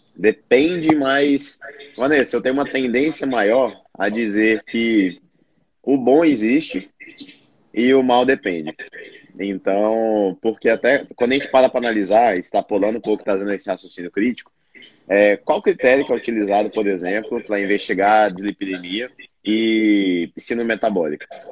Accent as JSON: {"language": "Portuguese", "town": "Brasília", "region": "Federal District", "country": "Brazil", "said": "sou nutricionista, sou de Brasília"}